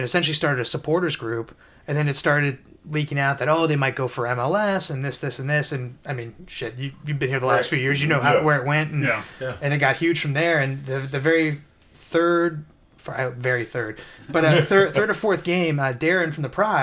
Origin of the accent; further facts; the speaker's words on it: Cincinnati, Ohio, United States; I'm from Cincinnati